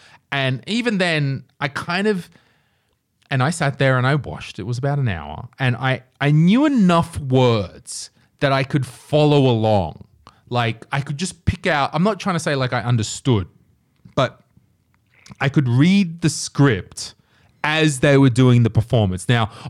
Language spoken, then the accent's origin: English; Australia; I'm bringing my Estonian friend, but I'm Australian. I don't speak Estonian